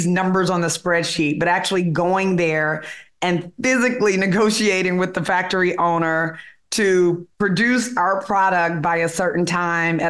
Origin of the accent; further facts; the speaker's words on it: Memphis, Tennessee, United States; moved away as an adult; now in New York City, United States; I'm from Memphis, Tennessee, you know, from the South